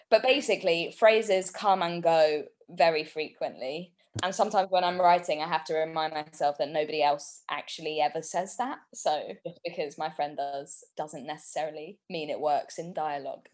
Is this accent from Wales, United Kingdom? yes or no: no; London, United Kingdom; born and bred in North London. So I we kind of grew up in Southgate and then my parents split up and we moved further to kind of Enfield